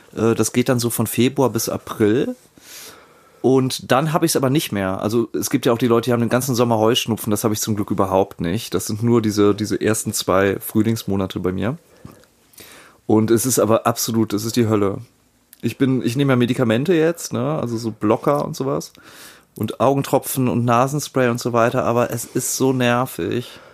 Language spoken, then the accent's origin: German; Germany; als Europäer und au-, auch als Deutscher